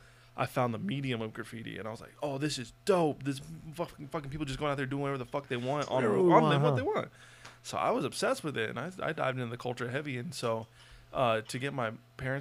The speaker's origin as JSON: {"language": "English", "town": "Las Vegas", "region": "Nevada", "country": "United States", "tie": "born or raised there", "said": "I grew up here in Vegas"}